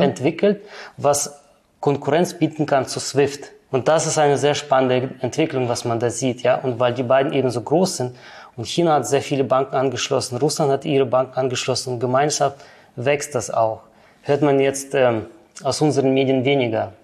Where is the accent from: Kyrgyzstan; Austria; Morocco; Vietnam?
Kyrgyzstan; also born or lived in Germany; now in Switzerland; geboren in der ehemaligen Sowjetunion, ja, in Kirgistan, ausgewandert dann nach Deutschland und seit circa 13 Jahren bin ich dann in der Schweiz